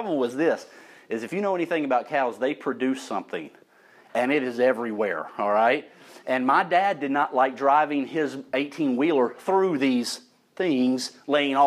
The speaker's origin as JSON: {"language": "English", "town": "St. Elmo", "region": "Alabama", "country": "United States", "tie": "born or raised there", "said": "I was growing up in St. Elmo, Alabama, my people"}